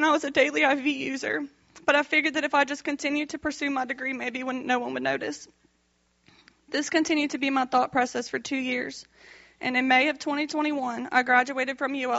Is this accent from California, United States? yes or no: no; Youngsville, Louisiana, United States; I'm 26 years old. I'm from Youngsville, Louisiana, and I'm the youngest of three girls.